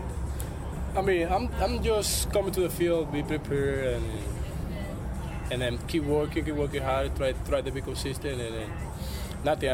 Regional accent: Dominican Republic; English is a second language; moved away; we're from the Dominican

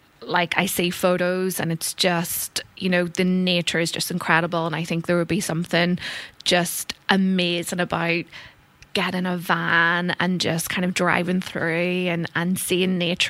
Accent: Ireland; moved away as an adult; growing up in Ireland

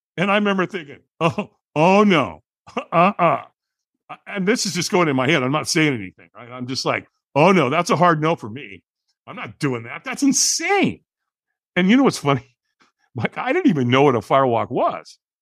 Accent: Southern California, United States; I grew up in Southern Cal, so I surfed

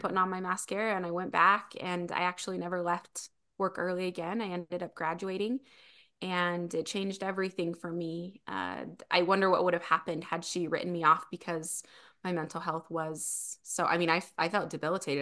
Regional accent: Springville, Utah, United States; now in Spanish Fork, United States; I am originally from Springville, Utah. I live in Spanish Fork, Utah now

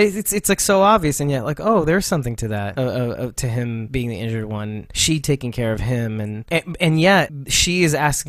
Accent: New York, United States; as a New Yorker, I'm offended by this.

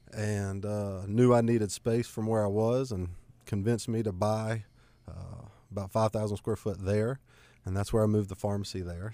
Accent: Gastonia, North Carolina, United States; also born or lived in Cramerton, North Carolina; born and raised in Gastonia. Uh, didn't get very far living in Cramerton now.

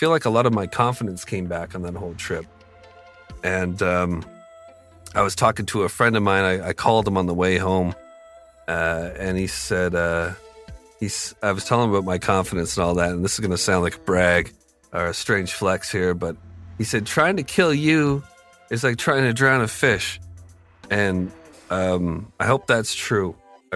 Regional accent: Canada; I'm from Canada

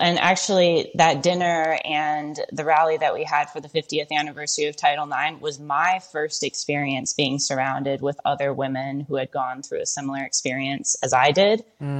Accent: Michigan, United States; I grew up in Michigan.

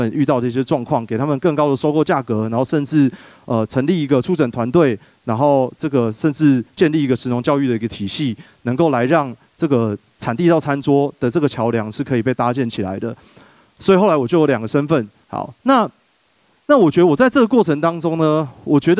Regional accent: Taipei, Taiwan; moved away as an adult; also born or lived in Yunlin; 我是一个这个从小在台北长大的小孩哦。

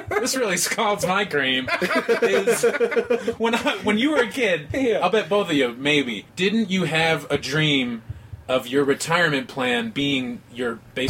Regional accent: Midwest, United States; also born or lived in Las Vegas; I came from the Midwest by way of Vegas.

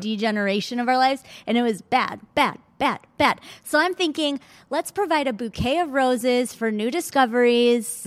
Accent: Michigan, United States; now in Los Angeles, United States; I grew up in Michigan, and then I came back

